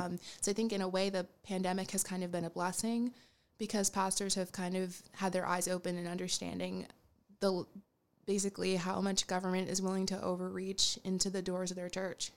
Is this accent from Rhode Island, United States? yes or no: yes; Rhode Island, United States; now in Boston, United States; I currently live in Boston, but I'm originally from Rhode Island.